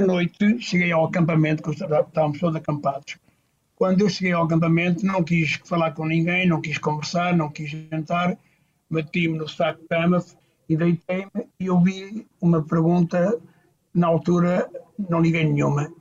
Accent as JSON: {"language": "Portuguese", "town": "Tocha", "region": "Centro", "country": "Portugal", "tie": "born or raised there", "moved": "as an adult", "lives_now": "Mozambique", "said": "Eu nasci no Hospital Rubisco Paz, na Tocha, ali perto de Cantanhede, e vivi ali na creche algum tempo"}